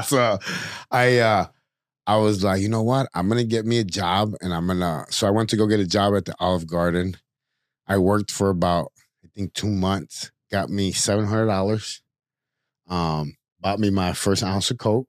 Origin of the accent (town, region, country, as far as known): Chicago, Illinois, United States; born or raised there